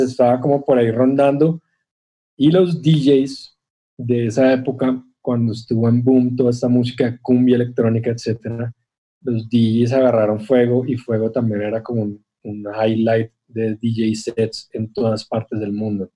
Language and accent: Spanish; Bogotá, Colombia; yo no soy caribe, yo soy un, rolo, ¿no? De acá la montaña y el páramo, y el frío